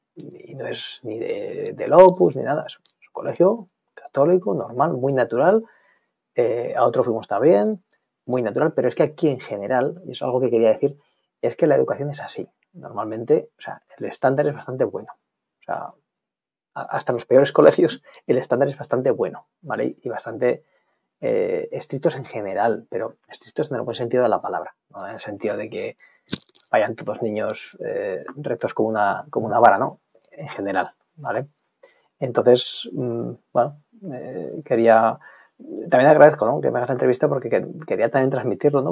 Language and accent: Spanish; Spain; moved away as an adult; also born or lived in Ireland; now in London, United Kingdom; yo soy español